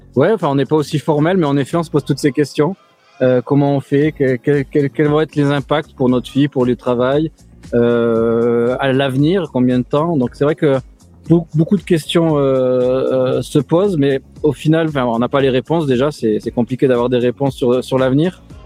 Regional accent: France; now in New York, United States; on est Français

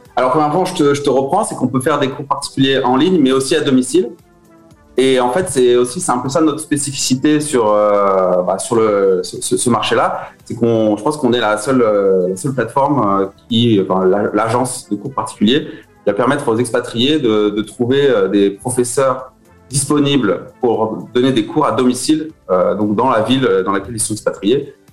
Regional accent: Beaujolais, Auvergne-Rhône-Alpes, France; moved away as an adult; also born or lived in Lyon / Alès; now in Moscow, Russia; mes parents ont déménagé euh, dans, le Beaujolais. Hein, c'est, une chouette région, ils voulaient s'installer à la campagne. Euh, j'ai fait en fait toute ma, toute ma jeunesse là-bas

